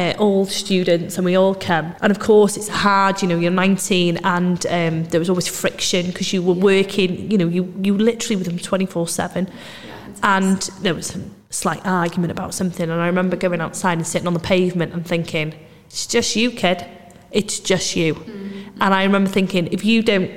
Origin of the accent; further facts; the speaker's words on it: Anglesey, Wales, United Kingdom; moved away as an adult; also born or lived in Manchester; I moved back to Anglesey to home